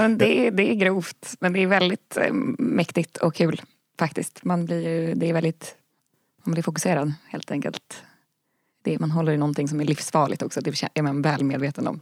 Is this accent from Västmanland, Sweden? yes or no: no; Ösmo, Stockholm County, Sweden; moved away; det var en väldigt fin plats där jag växte upp